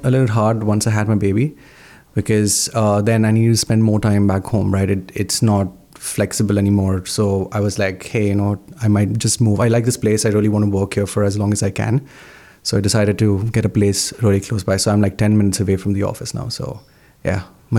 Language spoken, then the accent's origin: English; Mumbai, Maharashtra, India; now in Canada; So I'm from a city called Mumbai in India.